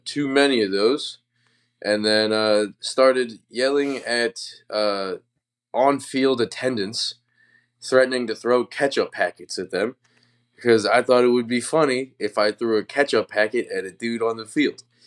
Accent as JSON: {"language": "English", "region": "Wisconsin", "country": "United States", "said": "I'm from Wisconsin"}